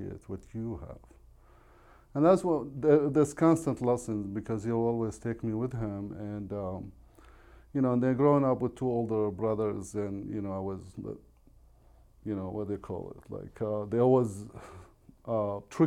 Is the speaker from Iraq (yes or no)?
yes; Iraq; first language Arabic; English is a second language; now in United States; we grew up in Iraq.